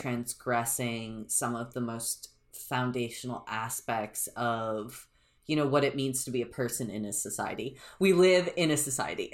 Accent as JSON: {"language": "English", "country": "United States", "said": "I'm an American"}